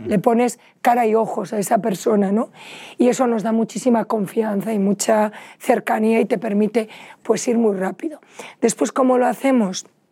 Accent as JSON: {"language": "Spanish", "town": "Vigo", "region": "Galicia", "country": "Spain", "said": "los dos somos gallegos, desde Pontevedra, yo soy de Vigo"}